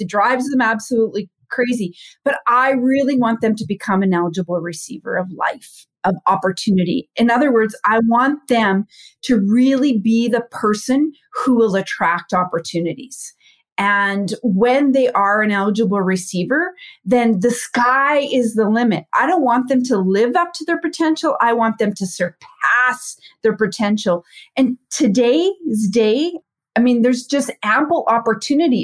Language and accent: English; Saskatchewan, Canada; I'm from Canada, born and raised in a small town in Saskatchewan